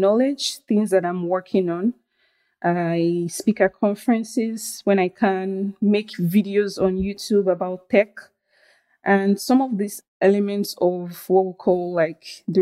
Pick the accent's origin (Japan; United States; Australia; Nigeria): Nigeria; moved away as an adult; also born or lived in Benin; I grew up in Nigeria, but I went to school in a different country, close by country. It's called Benin Republic.